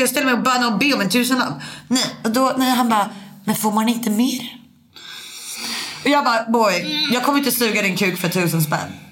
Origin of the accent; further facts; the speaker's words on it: Sweden; also born or lived in Norway; jag var svensk